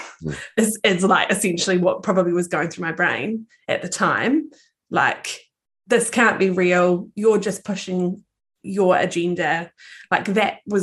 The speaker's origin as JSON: {"language": "English", "town": "Palmerston North", "region": "Manawatū-Whanganui", "country": "New Zealand", "tie": "born or raised there", "also_born_or_lived": "Thailand", "said": "So I am a girl from Aotearoa, New Zealand, and I was born and bred in the fabulous town of Palmerston North"}